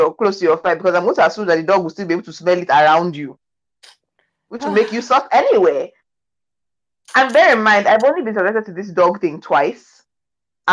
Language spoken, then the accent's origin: English; Nigeria; there's certain things that I do as a Nigerian